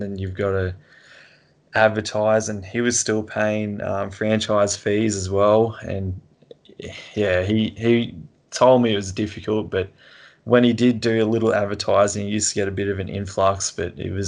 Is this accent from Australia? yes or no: yes; Toowoomba, Queensland, Australia; also born or lived in Sunshine Coast, Queensland; Toowoomba, where I'm from